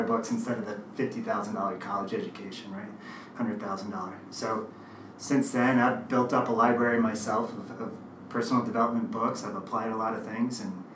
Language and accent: English; New York, United States; moved away as an adult; also born or lived in East Coast; now in Utah, United States; I grew up in New York. I've been in the East Coast most of my life